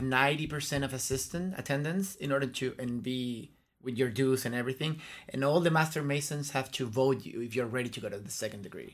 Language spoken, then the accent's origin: English; La Serena, Coquimbo, Chile; moved away as an adult; also born or lived in Concepción, Chile / Santiago, Chile; I grew up in La Serena, and un, until I went to college, then I moved to, to go, to Santiago.